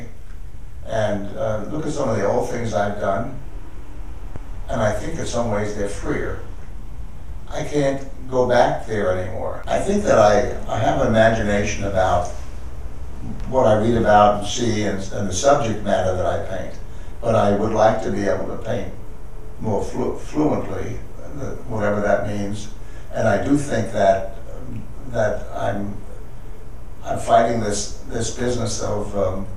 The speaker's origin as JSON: {"language": "English", "region": "New York", "country": "United States", "also_born_or_lived": "Connecticut", "moved": "yes", "lives_now": "Pasadena, United States", "said": "I'm originally a New Yorker"}